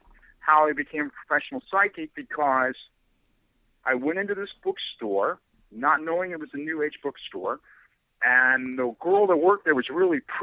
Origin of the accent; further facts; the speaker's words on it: Ohio, United States; moved away as an adult; also born or lived in San Francisco; I was born in Ohio in the mid-1950s, and, you know, I went to high school, and everything was pretty, you know, typical